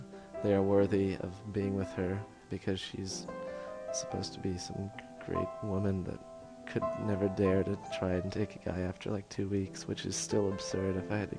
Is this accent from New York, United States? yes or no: no; Chapel Hill, North Carolina, United States; now in Paris, France; I'm from Chapel Hill, North Carolina, and I am 20 and not in a relationship.